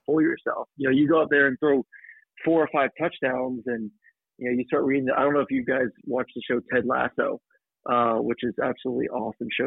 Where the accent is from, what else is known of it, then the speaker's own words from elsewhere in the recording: Tampa, Florida, United States; also born or lived in Georgia; I'm a Florida boy originally. I, I grew up in Tampa